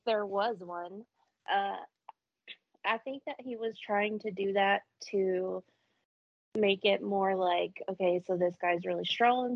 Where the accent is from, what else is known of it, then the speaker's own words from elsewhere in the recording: the South, United States; I am from the South